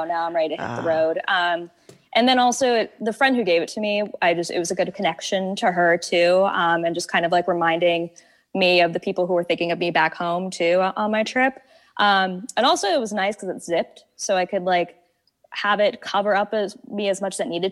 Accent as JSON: {"language": "English", "region": "Washington", "country": "United States", "moved": "yes", "said": "I'm from Washington originally"}